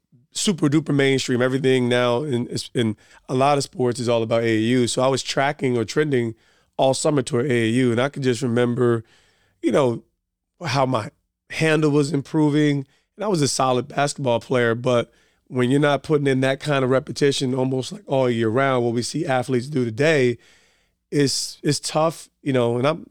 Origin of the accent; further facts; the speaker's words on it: Montclair, New Jersey, United States; also born or lived in East Orange; I'm from Montclair by way of East Orange. Essex County, we're here.